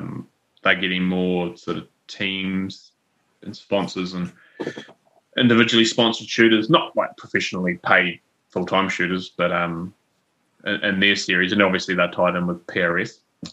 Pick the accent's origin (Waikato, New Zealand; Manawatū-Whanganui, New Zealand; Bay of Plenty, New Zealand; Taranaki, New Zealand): Taranaki, New Zealand; I'm from Taranaki. We just have one.